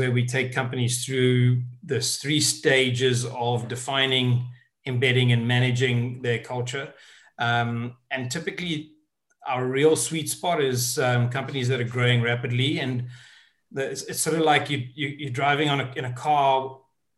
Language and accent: English; South Africa; moved away as an adult; now in United Kingdom; I'm originally from South Africa. And I moved over to the UK in 99.